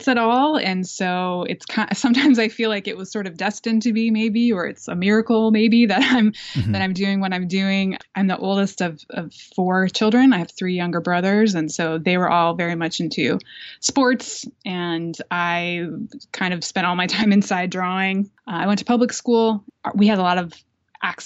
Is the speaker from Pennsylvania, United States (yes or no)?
yes; Lancaster, Pennsylvania, United States; moved away; also born or lived in New Jersey; I was born in New Jersey, but I grew up in Pennsylvania, in Lancaster, Pennsylvania